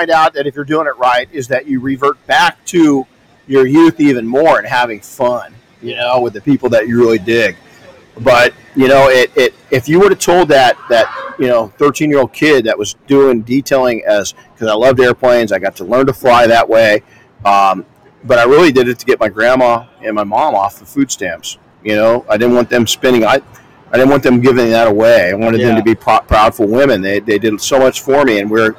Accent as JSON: {"language": "English", "town": "Colton", "region": "California", "country": "United States", "tie": "born or raised there", "said": "I grew up in Colton, California."}